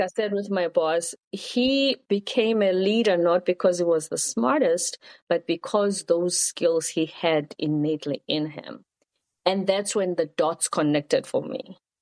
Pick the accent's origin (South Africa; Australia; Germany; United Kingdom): South Africa; moved away; also born or lived in South Korea; I'm from South Africa. At the time, my country was going through political changes